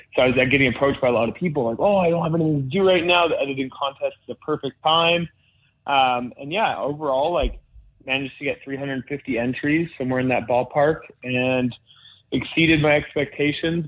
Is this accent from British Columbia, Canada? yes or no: yes; Whistler, British Columbia, Canada; growing up in Whistler, BC, it was kind of the best place to grow up in that space.